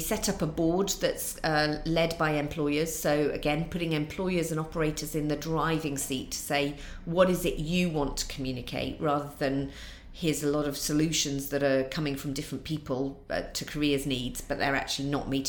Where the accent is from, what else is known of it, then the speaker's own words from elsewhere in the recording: North East England, United Kingdom; accent: Mackem; And Durham doesn't have a really strong accent, but it has got quite a strong dialect.